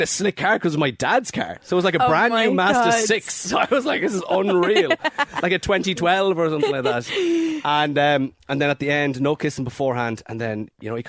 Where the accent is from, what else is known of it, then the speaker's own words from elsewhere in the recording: Mayo, Connacht, Ireland; I live in Mayo, so I grew up in Mayo